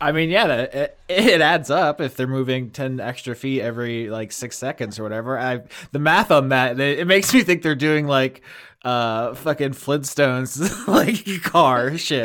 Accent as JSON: {"language": "English", "region": "Florida", "country": "United States", "tie": "born or raised there", "said": "growing up in Florida"}